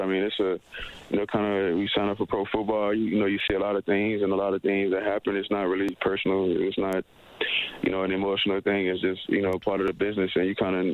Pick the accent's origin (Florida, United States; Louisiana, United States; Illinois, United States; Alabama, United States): Louisiana, United States; Gretna; I grew up in New Orleans, Louisiana, on the west bank of it, a little city called Gretna